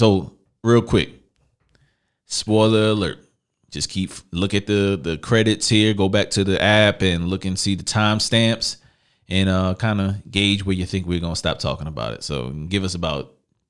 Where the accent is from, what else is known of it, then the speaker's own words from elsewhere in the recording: New York City, New York, United States; also born or lived in Lower East Side, Manhattan; I'm from Massachusetts. Everybody should know I'm from Brooklyn. By the way, spent a little bit of time Lower East Side Manhattan.